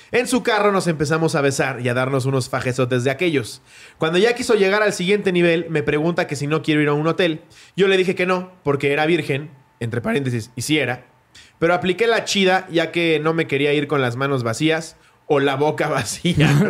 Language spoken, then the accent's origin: Spanish; Mexico City, Mexico; soy de la Ciudad de México y mi familia es de Guadalajara.